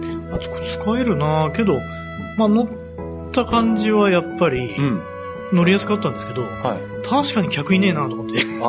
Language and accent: Japanese; Katsugawa Station, Aichi, Japan; 実家が柏駅の本当、駅降りてすぐ